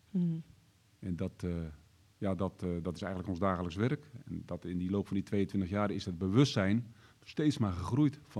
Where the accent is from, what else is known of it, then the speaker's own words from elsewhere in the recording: Ermelo, Gelderland, Netherlands; Ik kom uit Ermelo.